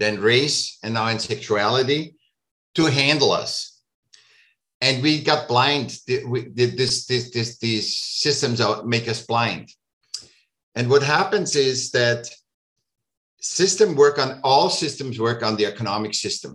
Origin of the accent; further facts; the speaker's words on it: Vienna, Austria; moved away; I was born in Vienna.